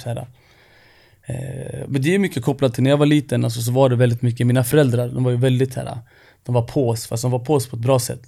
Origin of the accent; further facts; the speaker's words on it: Stockholm, Stockholm County, Sweden; jag är ju född och uppvuxen i Rinkeby